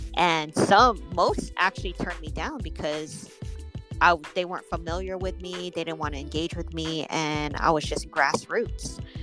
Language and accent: English; Oakland, California, United States; moved away as an adult; now in Las Vegas, United States; growing up was just being outside and and just living there in the bay area